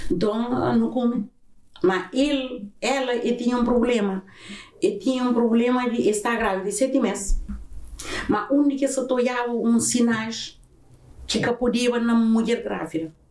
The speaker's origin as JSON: {"language": "Portuguese", "region": "Azores", "country": "Portugal", "tie": "born there", "said": "Eu nasci na São Miguel."}